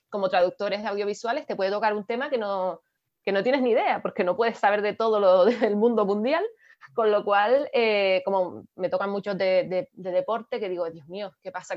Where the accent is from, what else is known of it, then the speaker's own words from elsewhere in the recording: Canary Islands, Spain; nosotros que somos canarios